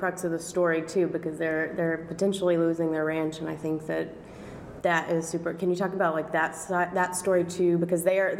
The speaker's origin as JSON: {"language": "English", "region": "Arkansas", "country": "United States", "also_born_or_lived": "Mississippi", "moved": "yes", "said": "I'm originally from Arkansas and then I moved to Mississippi"}